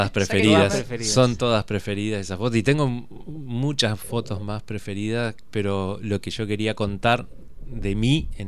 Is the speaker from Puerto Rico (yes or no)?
no; Argentina; Me considero argentino